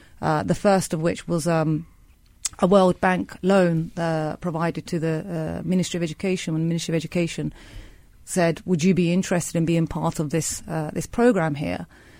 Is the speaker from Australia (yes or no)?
no; United Kingdom; now in Turkey; So I actually grew up in the UK, as you can tell by my accent. And when I graduated with an economics and politics degree, I wanted to move out to Turkey, back to my homeland